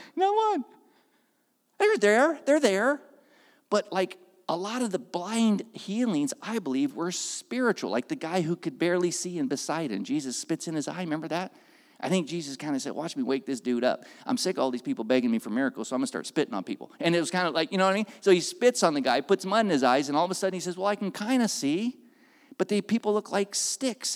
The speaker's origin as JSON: {"language": "English", "town": "Oakland", "region": "California", "country": "United States", "tie": "born or raised there", "also_born_or_lived": "Castro Valley, California", "moved": "yes", "lives_now": "Santa Cruz, United States", "said": "I was raised in Oakland."}